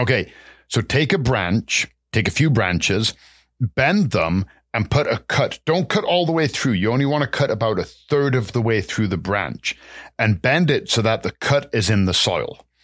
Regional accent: England, United Kingdom; moved away; growing up in England

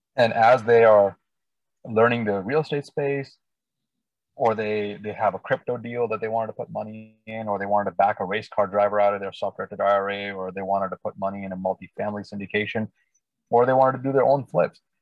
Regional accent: India; also born or lived in Northern California Bay Area, United States; now in Bay Area, United States; I was uh, born and raised in India, actually, and been in the U.S. about 25 years. And now I live in the Northern California Bay Area region.

